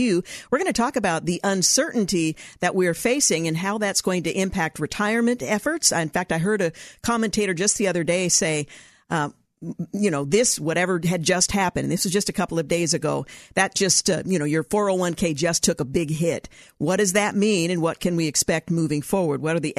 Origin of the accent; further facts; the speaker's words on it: Portland, Oregon, United States; Now, as a black kid growing up in Portland, Oregon